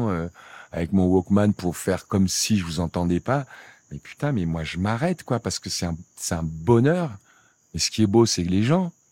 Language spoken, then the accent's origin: French; Senegal; tout ce qui est Afrique, je viens du Sénégal, mais c'est comme si j'étais sénégalais où ou rien quoi.